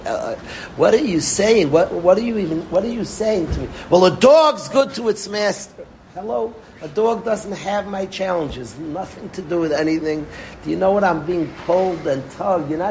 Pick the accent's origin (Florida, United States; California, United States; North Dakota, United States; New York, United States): New York, United States; New York City; I grew up in Far Rockaway